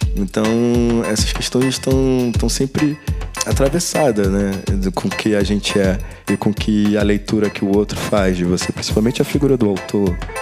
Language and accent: Portuguese; Rio de Janeiro, Brazil; eu sou do Rio